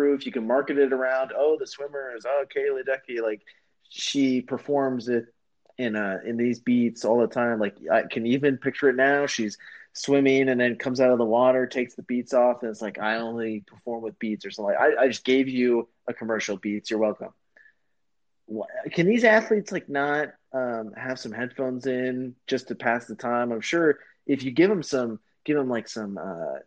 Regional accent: United States; we are from the United States

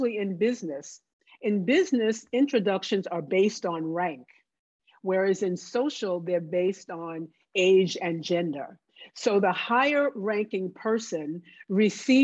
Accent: New Jersey, United States; moved away; also born or lived in the South; I grew up in New Jersey. I went to school in the South, but I grew up in New Jersey

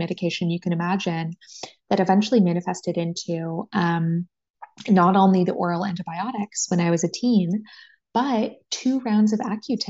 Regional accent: San Francisco Bay Area, California, United States; now in San Diego, United States; I'm a California girl, born and raised. I grew up in the San Francisco Bay Area

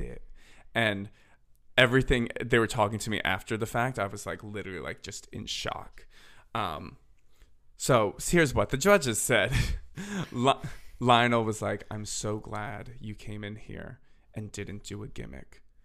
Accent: Philadelphia, Pennsylvania, United States; now in Nashville, United States; I'm originally from Philadelphia

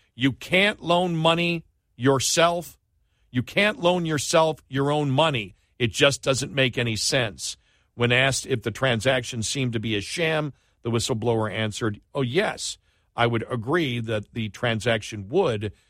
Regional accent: United States; I'm an American

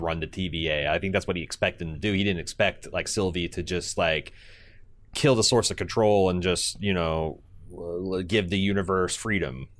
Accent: United States; As an American

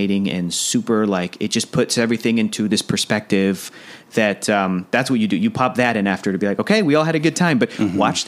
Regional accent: San Diego, California, United States; I'm from San Diego, went to college in San Diego

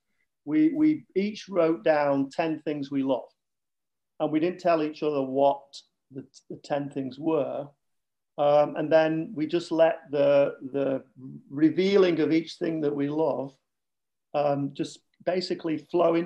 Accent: Manchester, North West England, United Kingdom; accent: Northern; also born or lived in Lake Bluff, Illinois; now in Ravinia, United States; from Manchester

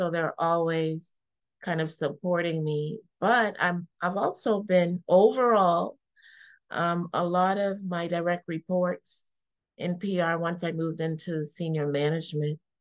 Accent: Canada; moved away as an adult; also born or lived in Caribbean / Toronto; now in Baltimore, United States; I'm a native of Canada, actually born in the Caribbean, but I grew up in Canada. And so I was living in Toronto at the time, where I lived for about 11 years.

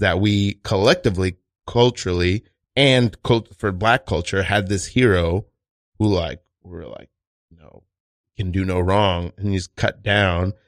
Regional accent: New York City, New York, United States; I'm Haitian. I'm from Brooklyn, New York, and East New York

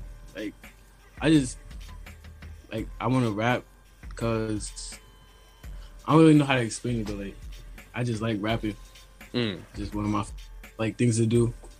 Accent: Long Island, New York, United States; also born or lived in Delaware; I was born in Delaware, but like I grew up in New York, like Long Island.

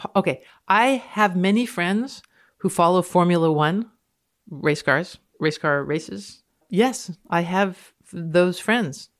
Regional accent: Canada; I'm speaking as a Canadian.

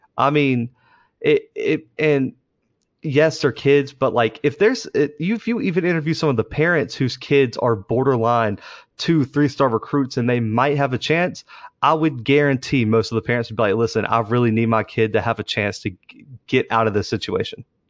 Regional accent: Mobile, Alabama, United States; we're from Mobile

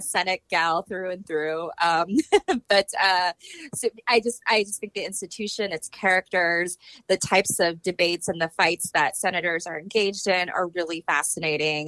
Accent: Iowa City, Iowa, United States; moved away as an adult; also born or lived in New Jersey; now in Washington, D.C., United States; my hometown of Iowa City

